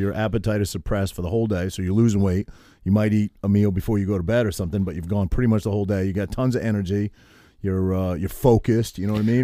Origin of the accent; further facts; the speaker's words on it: Harrington, Maine, United States; moved away as an adult; also born or lived in Cherryfield, Maine / New Jersey; I grew up in Harrington, which I lived until I was in eighth grade, You walk to the Methodist church, you know, and then I moved to Cherryfield.